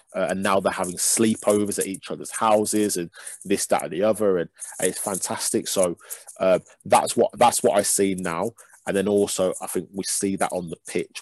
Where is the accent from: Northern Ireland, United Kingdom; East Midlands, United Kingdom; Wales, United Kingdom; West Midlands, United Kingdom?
West Midlands, United Kingdom; Birmingham; I'm from Birmingham